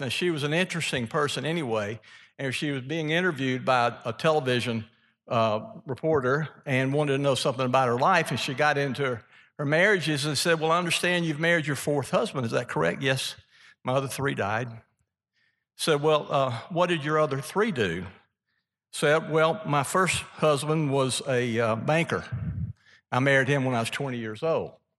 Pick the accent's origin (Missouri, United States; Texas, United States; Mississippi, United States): Mississippi, United States; from being from Mississippi